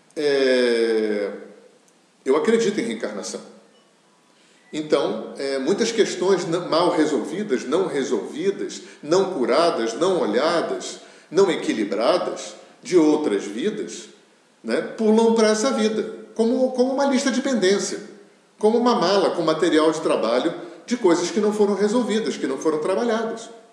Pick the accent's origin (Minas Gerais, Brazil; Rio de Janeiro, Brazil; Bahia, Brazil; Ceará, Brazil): Rio de Janeiro, Brazil; eu sou do Rio de Janeiro